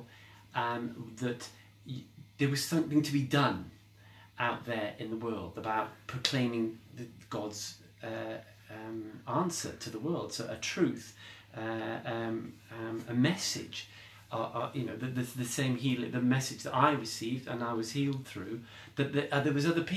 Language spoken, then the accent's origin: English; Derby, East Midlands, United Kingdom; moved away; my hometown in Derby, which is where I lived before